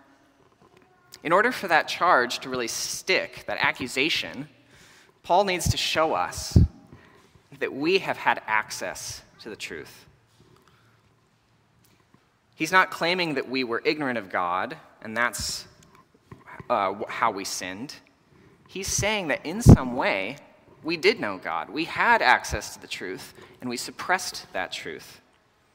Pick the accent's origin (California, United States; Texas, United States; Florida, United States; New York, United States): Texas, United States; I grew up in Texas, where in the summer we have really intense thunderstorms